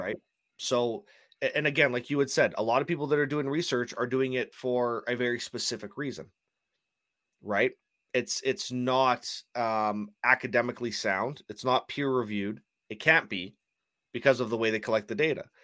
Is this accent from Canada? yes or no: yes; Canada; I'm Canadian, so I say things differently perhaps than you guys do.